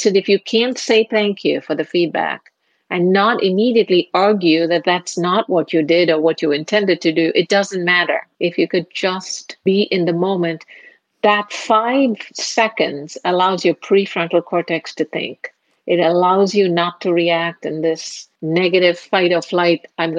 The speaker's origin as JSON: {"language": "English", "country": "India", "moved": "as an adult", "lives_now": "United States", "said": "Marriage brought me to the U.S. And since I'm from India, a marriage was arranged."}